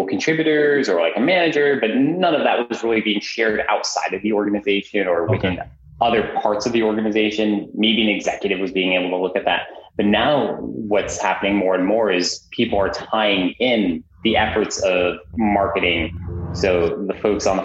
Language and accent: English; New Jersey, United States; also born or lived in Amsterdam, Netherlands; Moved to the States when I was about 3. Grew up in New Jersey.